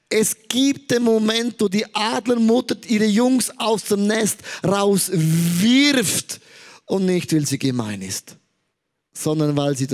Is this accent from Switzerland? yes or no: yes; Switzerland; Also ich sage als Schweizer, eine Saumode hat sich der angeeignet